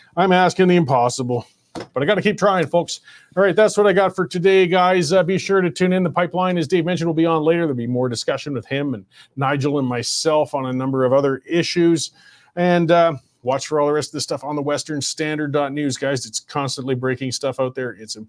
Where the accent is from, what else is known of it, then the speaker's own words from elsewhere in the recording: Banff, Alberta, Canada; I grew up in Banff.